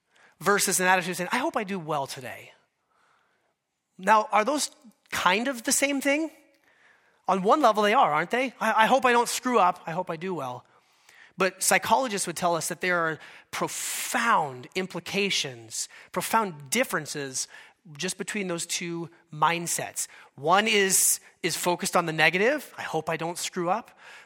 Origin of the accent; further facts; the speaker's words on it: Alaska, United States; But I am from Alaska, and our state bird there is the mosquito.